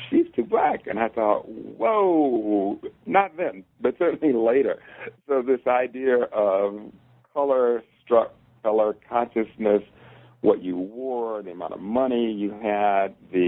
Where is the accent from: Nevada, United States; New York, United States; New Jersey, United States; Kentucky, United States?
Kentucky, United States; Louisville; accent: Louisville; So there I was with my Louisville accent, my high water pants, my stocking capped hair, and I was like, whoa, new ball game.